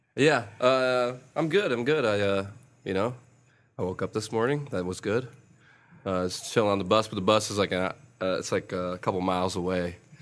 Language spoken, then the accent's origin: English; Rochester, New York, United States; moved away as an adult; now in Atlanta, United States; I'm originally from Rochester, New York